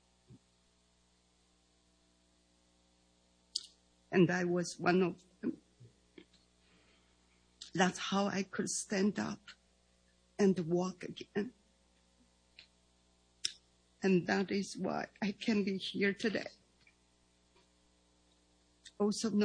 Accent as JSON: {"language": "English", "country": "Taiwan", "tie": "born or raised there", "second_language": "English", "moved": "yes", "said": "I was born and raised in Taiwan"}